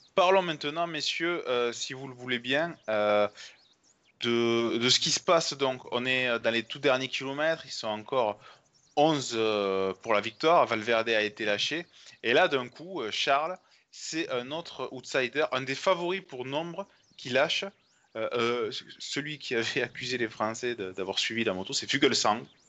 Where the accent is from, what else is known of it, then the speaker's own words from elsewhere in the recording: France; en tant que Français